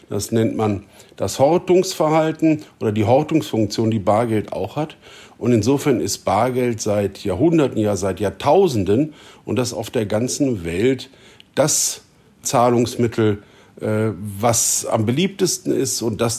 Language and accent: German; Germany; Wir als Deutsche liegen mit der Schweiz, mit den Österreichern in der Mitte